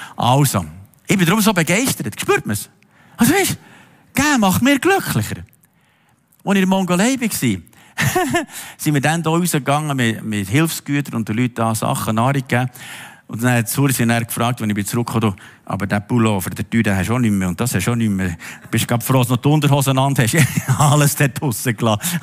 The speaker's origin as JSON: {"language": "German", "country": "Switzerland", "said": "uns Schweizer"}